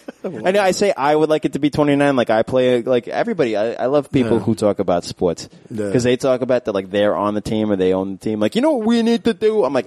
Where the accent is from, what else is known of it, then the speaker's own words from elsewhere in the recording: New York City, New York, United States; also born or lived in Maspeth, Queens; I moved to Maspeth when I was like 14, I grew up in Flushing